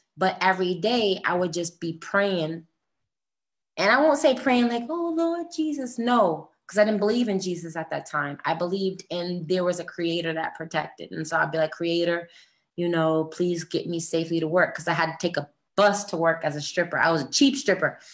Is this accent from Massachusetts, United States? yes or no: yes; Boston, Massachusetts, United States; moved away as an adult; also born or lived in New York / New Jersey / California; I come from Boston. I lived in New York, New Jersey